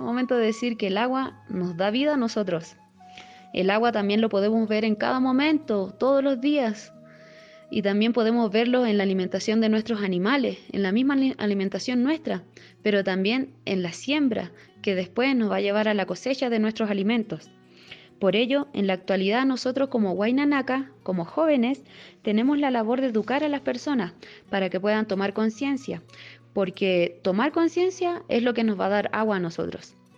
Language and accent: Spanish; Putre, Arica y Parinacota, Chile; soy del pueblo de Putre, ubicado en la 15 región de Arica y Perinacota, en el altiplano.